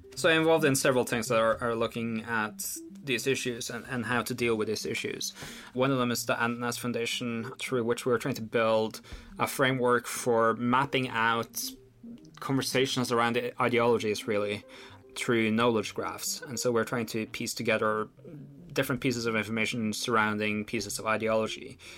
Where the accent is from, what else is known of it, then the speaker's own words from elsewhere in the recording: Oslo, Norway; We grew up in Oslo under fairly similar circumstances